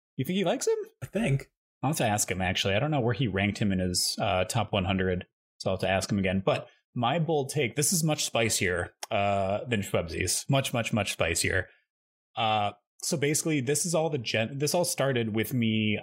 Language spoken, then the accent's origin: English; Midwest, United States; moved away; I grew up in the Midwest